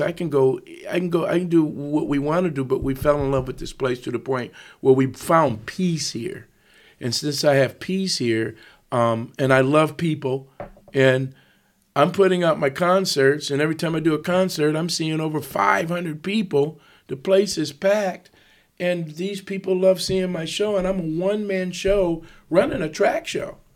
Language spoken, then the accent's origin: English; Ann Arbor, Michigan, United States; also born or lived in Las Vegas; now in Roanoke, United States; I grew up in Ann Arbor, Michigan